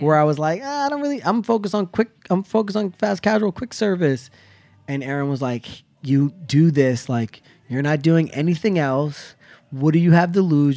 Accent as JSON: {"language": "English", "area": "the Poconos", "region": "Pennsylvania", "country": "United States", "tie": "born or raised there", "moved": "yes", "said": "I grew up in the Poconos."}